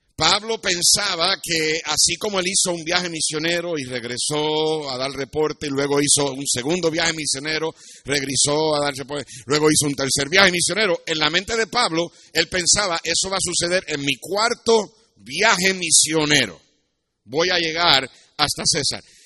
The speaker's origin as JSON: {"language": "Spanish", "country": "Puerto Rico", "tie": "born or raised there", "also_born_or_lived": "United States", "moved": "as an adult", "said": "cuando yo me fui de Puerto Rico a los 17 años"}